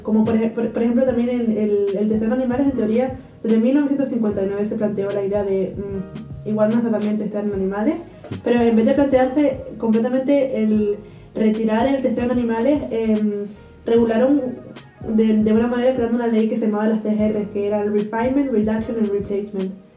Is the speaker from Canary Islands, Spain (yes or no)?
yes; Gran Canaria, Canary Islands, Spain; moved away as an adult; now in Karlsruhe, Germany; nací en Gran Canaria